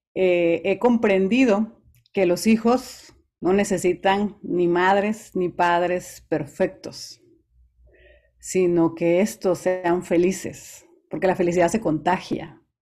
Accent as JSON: {"language": "Spanish", "region": "Veracruz", "country": "Mexico", "tie": "born or raised there", "said": "yo soy originaria del puerto de Veracruz, así que soy jarocha"}